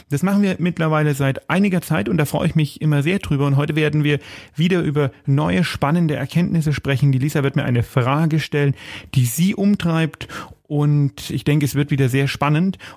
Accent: Bavaria, Germany; Die erste Woche des äh, aufgehobenen Lockdowns bei uns in Bayern natürlich ein bisschen milder als in anderen Bundesländern liegt hinter uns.

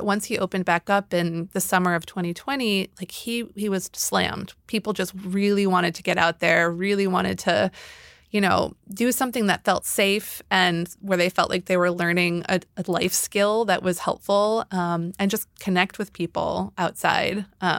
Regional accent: Chicago, Illinois, United States; I grew up in Chicago, and there are these like extensive alley systems, you know, behind the homes.

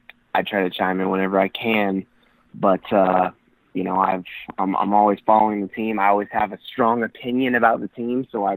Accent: Stuart, Florida, United States; moved away; also born or lived in Colorado; I'm originally from Florida. I was born in Stuart, which is pretty far south of Jacksonville. But both my parents went to the University of Florida, and so I grew up watching a lot of Gator football.

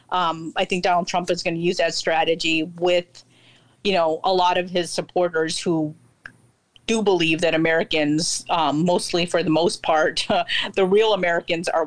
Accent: India; I'm Indian but I'm Muslim, so we we most Indian Muslims tend to have uh, Middle Eastern or Persian names.

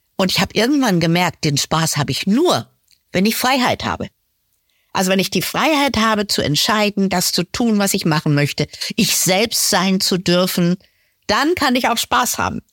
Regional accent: Lower Saxony, Germany; moved away as an adult; also born or lived in Munich; Ich komme aus Niedersachsen, aus einem Dorf.

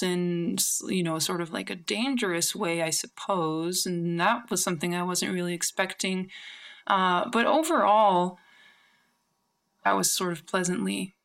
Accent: New Mexico, United States; moved away as an adult; also born or lived in San Francisco; I'm from New Mexico, but I was living in San Francisco at the time.

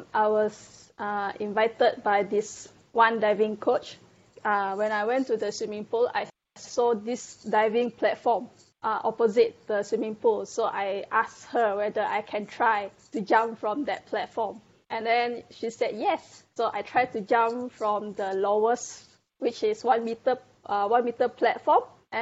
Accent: Malaysia; I'm from Malaysia and I'm a diver

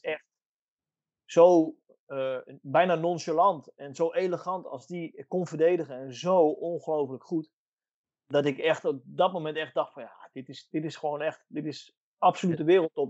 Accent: Netherlands; moved away as an adult; now in Italy

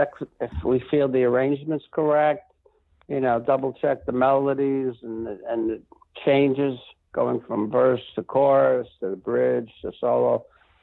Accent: New York City, New York, United States; now in Rancho Santa Fe, United States; growing up in the Bronx

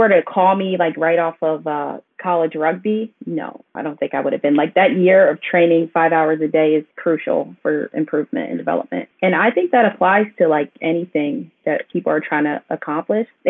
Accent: Philadelphia, Pennsylvania, United States; also born or lived in King of Prussia, Pennsylvania; I was born in Philadelphia and I grew up there up until about middle school

